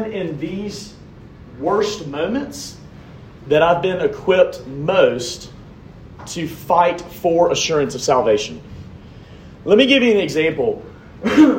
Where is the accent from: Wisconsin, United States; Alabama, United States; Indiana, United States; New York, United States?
Alabama, United States; Montgomery; moved away as an adult; also born or lived in New Orleans, Louisiana / Troy, Alabama / Jackson, Mississippi; I'm originally from Montgomery, Alabama